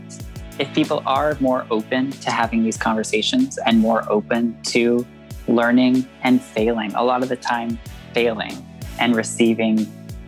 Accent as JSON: {"language": "English", "region": "Prince Edward Island", "country": "Canada", "tie": "born or raised there", "also_born_or_lived": "Banff, Alberta", "moved": "yes", "lives_now": "Vancouver, Canada", "said": "I grew up on the East Coast of Canada in Prince Edward Island, really small province"}